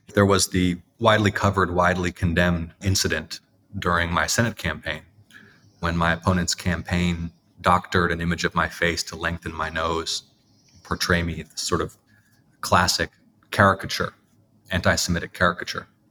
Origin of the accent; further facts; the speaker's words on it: United States; I am now, as many American Jews are